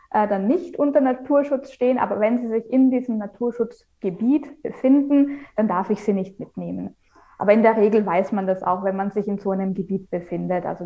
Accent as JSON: {"language": "German", "region": "Vienna", "country": "Austria", "lives_now": "Germany", "said": "also ich komme ja ursprünglich aus Wien. Man hört es vielleicht dann noch so in dem einen oder anderen mhm. Wort oder Ausdruck."}